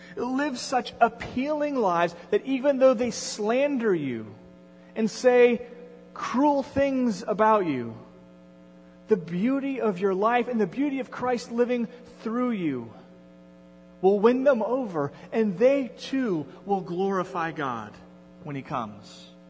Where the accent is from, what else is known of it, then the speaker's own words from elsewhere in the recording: Endicott, New York, United States; moved away; It, it, had been 15 years since I had been back to Endicott